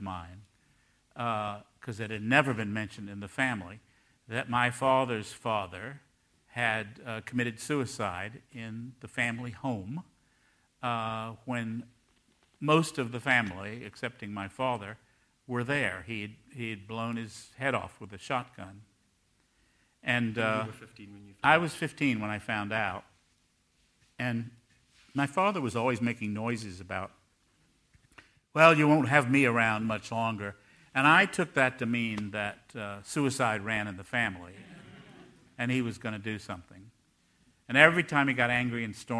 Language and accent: English; Raleigh, North Carolina, United States; moved away as an adult; also born or lived in San Francisco; my hometown.